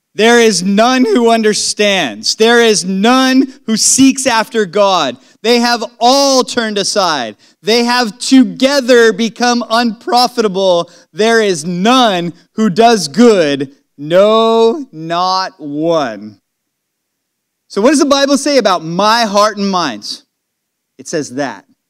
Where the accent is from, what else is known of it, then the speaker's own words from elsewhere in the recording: California, United States; moved away; When I go to California, I, I just love it when I start going closer and closer to my hometown